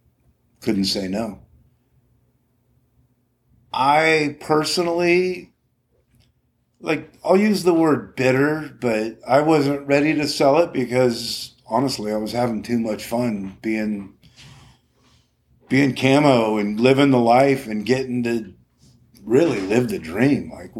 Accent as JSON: {"language": "English", "town": "Morro Bay", "region": "California", "country": "United States", "tie": "born or raised there", "said": "growing up in Morro Bay, comfortable on the ocean, boating, you know, something I've just always done."}